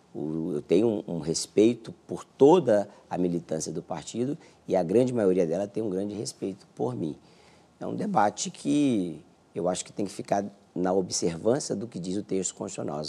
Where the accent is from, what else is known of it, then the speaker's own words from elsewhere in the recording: Brazil; como brasileiro